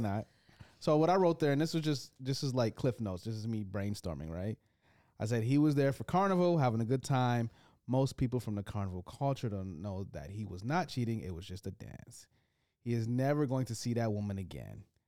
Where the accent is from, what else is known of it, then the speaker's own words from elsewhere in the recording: United States; as an American man.